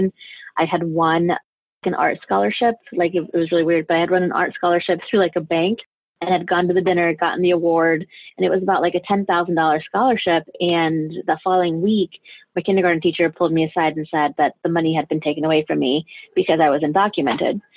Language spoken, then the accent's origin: English; Denver, Colorado, United States; also born or lived in Juarez, Chihuahua, Mexico; now in New York, United States; I'm originally from Juarez, Chihuahua, Mexico. I grew up in parts of Juarez. I grew up in Denver